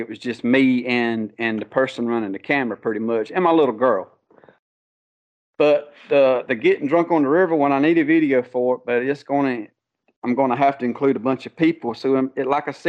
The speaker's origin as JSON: {"language": "English", "town": "Conway", "region": "South Carolina", "country": "United States", "tie": "born or raised there", "also_born_or_lived": "Loris, South Carolina", "said": "I was born and raised in Conway, South Carolina, which is 15 minutes from Myrtle Beach"}